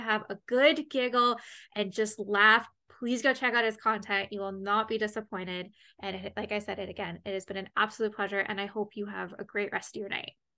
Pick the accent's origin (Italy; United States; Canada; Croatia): Canada; I'm Canadian